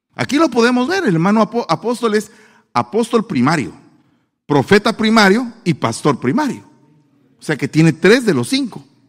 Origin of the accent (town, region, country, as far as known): Guatemala; accent: chapín